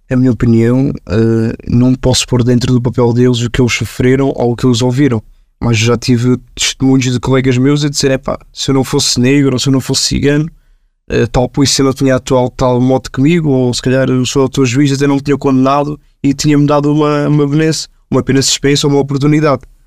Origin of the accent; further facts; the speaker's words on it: Portugal; nós somos uma comunidade, que somos cidadãos portugueses, nascemos em Portugal